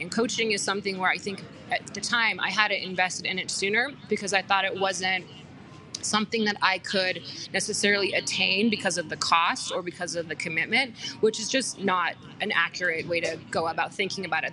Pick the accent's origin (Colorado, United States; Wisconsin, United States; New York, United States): Colorado, United States; Aurora; also born or lived in Boulder / Denver; I grew up in Aurora, went to school in Boulder, finished school in Denver